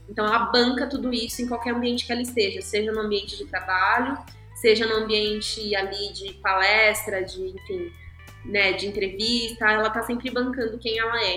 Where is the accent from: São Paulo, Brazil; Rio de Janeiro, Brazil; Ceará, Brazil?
São Paulo, Brazil; also born or lived in Guarulhos; eu nasci e cresci na Zona Sul, assim, e fui mudando de bairro, mas sempre na Zona Sul.